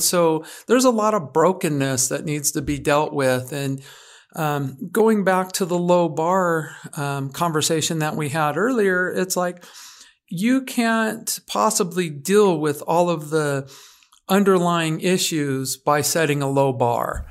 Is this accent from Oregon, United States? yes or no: yes; Oregon, United States; moved away as an adult; back to my home state